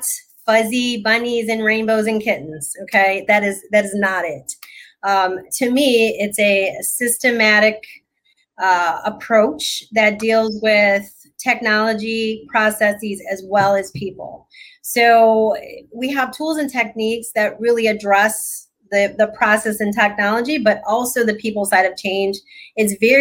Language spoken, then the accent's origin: English; Michigan, United States; I'm originally from Michigan